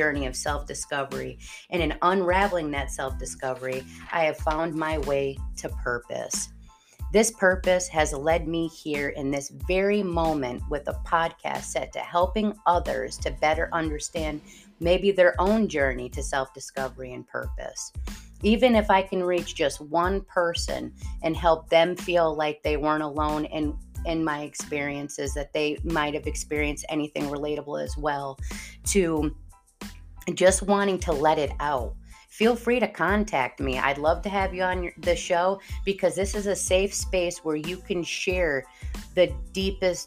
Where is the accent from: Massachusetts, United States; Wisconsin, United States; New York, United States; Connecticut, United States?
Connecticut, United States; East Haven; I was originally born and raised in Connecticut, and not the Connecticut a lot of people know about, like Greenwich area. Rather, drop down to the bottom of Connecticut, where East Haven is, and we call it Staven. I grew up talking like this